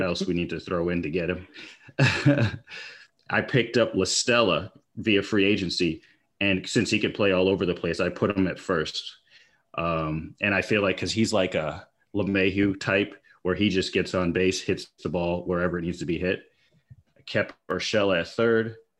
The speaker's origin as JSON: {"language": "English", "region": "upstate New York", "country": "United States", "tie": "born or raised there", "moved": "yes", "lives_now": "Texas, United States", "said": "I grew up in upstate New York and then have moved out west now. So currently I live in Texas"}